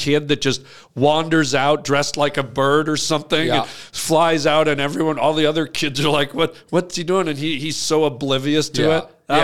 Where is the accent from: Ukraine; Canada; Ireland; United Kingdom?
Canada; now in California, United States; Because I grew up in Canada, French was mandatory. So we had to learn it. Yeah. And I have quite an extensive vocabulary in French. I know a million French words and I have some grammar and can speak limited.